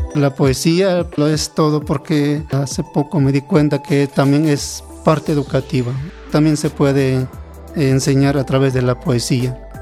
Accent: Mixistlán de la Reforma, Oaxaca, Mexico; first language Mixe; Spanish is a second language; moved away as an adult; now in Mexico City, Mexico; Mi lengua materna es el mije

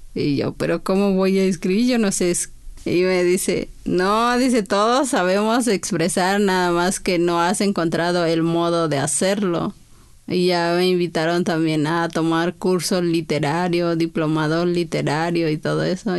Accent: San Juan Lalana, Oaxaca, Mexico; first language Chinantec; Spanish is a second language; moved away as an adult; now in Mexico City, Mexico; Yo también soy de ahí de San Juan La Lana

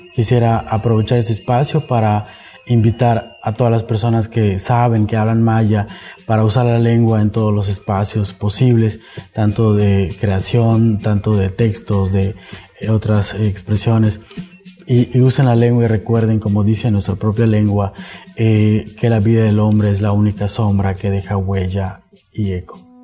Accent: Peto, Yucatán, Mexico; first language Yucatec Maya; Spanish is a second language; soy escritor maya. La lengua maya fue mi lengua materna. Eh, fue al acudir a la escuela, a la primaria, que aprendí a hablar español

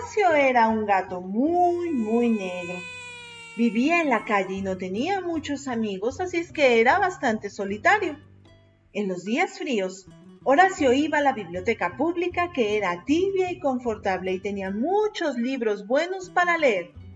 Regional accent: Pachuca, Hidalgo, Mexico; soy de Pachuca, Hidalgo, México, docente de primaria

